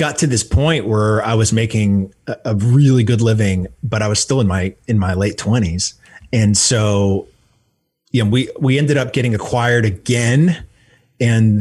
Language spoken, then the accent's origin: English; Manchester, New Hampshire, United States; moved away as an adult; also born or lived in Florida; I'm born and raised in New Hampshire, in Manchester, New Hampshire, and came down to Florida to play baseball.